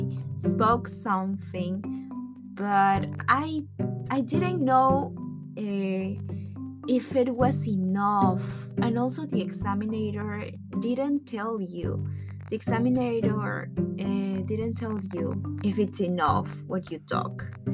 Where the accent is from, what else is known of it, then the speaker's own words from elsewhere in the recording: Lima, Peru; English is a second language; I'm from Peru. I'm from Lima, Peru.